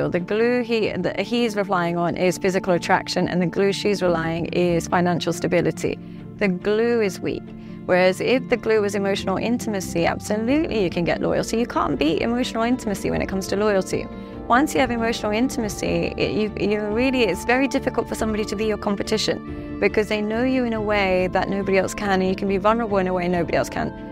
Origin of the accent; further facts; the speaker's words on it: Dubai, United Arab Emirates; now in London, United Kingdom; because I come from Dubai and I live in London